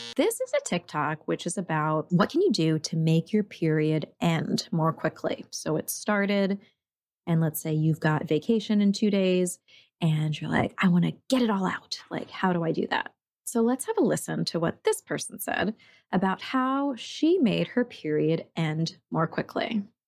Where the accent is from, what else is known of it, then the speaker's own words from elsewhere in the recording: New York, United States; now in Oregon, United States; I grew up in New York.